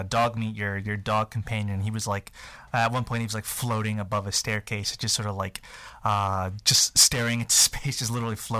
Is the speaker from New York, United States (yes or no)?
yes; New York, United States; I'm from New York